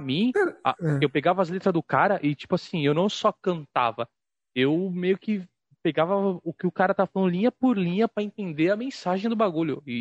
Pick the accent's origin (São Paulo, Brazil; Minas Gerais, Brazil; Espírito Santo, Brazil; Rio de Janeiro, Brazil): São Paulo, Brazil; Santos; Eu sou de Santos, velho.